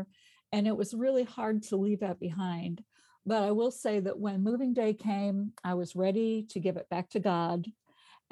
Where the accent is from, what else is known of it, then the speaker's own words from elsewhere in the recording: Chicago, Illinois, United States; moved away as an adult; also born or lived in Arkansas; I grew up in Chicago and went to college at Eastern Illinois University